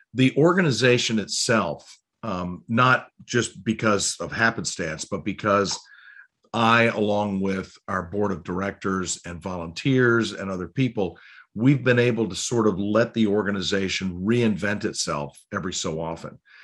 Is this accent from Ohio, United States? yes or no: yes; Cleveland, Ohio, United States; also born or lived in Baltimore; now in Annapolis, United States; I was born in Baltimore, and I actually, I grew up in Cleveland